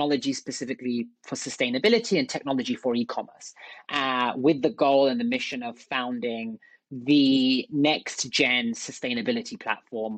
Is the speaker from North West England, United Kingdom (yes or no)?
no; London, United Kingdom; moved away as an adult; also born or lived in Oxford / Silicon Valley; I'm from London originally. I grew up in London.